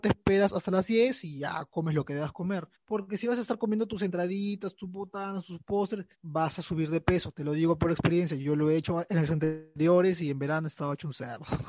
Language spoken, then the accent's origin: Spanish; Peru; acá en Perú eso no sirve porque acá no comemos turrón ni ricos polvorones.